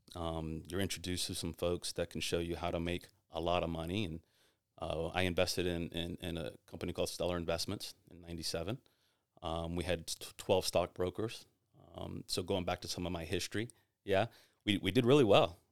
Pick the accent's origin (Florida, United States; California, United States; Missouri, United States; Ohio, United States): Florida, United States; Tampa; I'm born and raised in Tampa